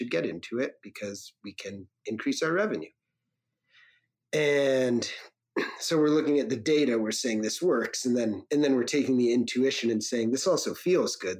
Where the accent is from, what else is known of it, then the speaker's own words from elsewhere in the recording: Connecticut, United States; driving Good Humor ice cream trucks where I grew up in Connecticut.